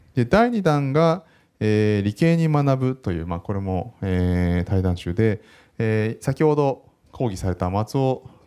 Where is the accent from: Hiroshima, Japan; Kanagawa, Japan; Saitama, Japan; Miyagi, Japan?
Kanagawa, Japan; Yokohama; 1979年横浜生まれで今38歳です